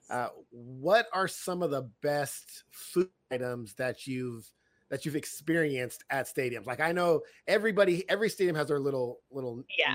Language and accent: English; California, United States; I'm from California